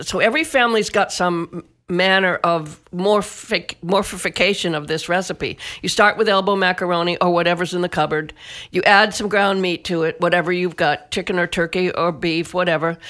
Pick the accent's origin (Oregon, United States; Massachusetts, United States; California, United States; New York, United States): Massachusetts, United States; Northeast; I grew up in Northeast Massachusetts in a mill town